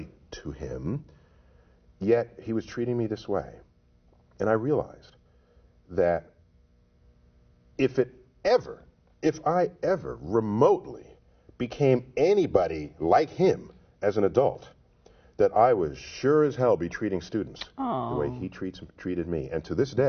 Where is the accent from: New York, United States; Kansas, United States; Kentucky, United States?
New York, United States; New York City; growing up in New York City in the Bronx